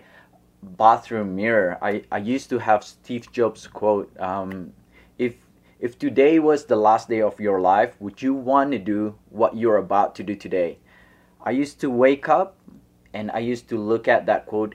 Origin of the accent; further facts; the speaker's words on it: Bandung, West Java, Indonesia; moved away as an adult; also born or lived in Los Angeles, United States / Australia; I was born in Indonesia, and I moved to Los Angeles 2 years for middle school in Venice Beach